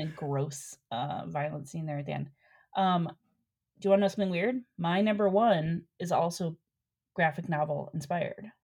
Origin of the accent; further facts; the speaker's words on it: Cleveland, Ohio, United States; moved away as an adult; also born or lived in New York / Chicago; now in Los Angeles, United States; I grew up in Cleveland